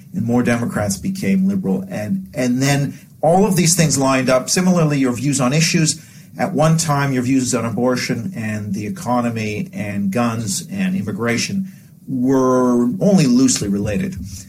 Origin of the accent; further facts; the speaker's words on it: Vancouver, British Columbia, Canada; Then growing up in Vancouver, like a number of places in North America where you had a quite rapid ethnic change in the sort of 80s, 90s, so on